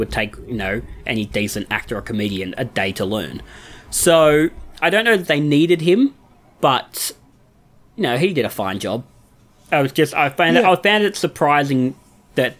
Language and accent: English; Australia; as an Australian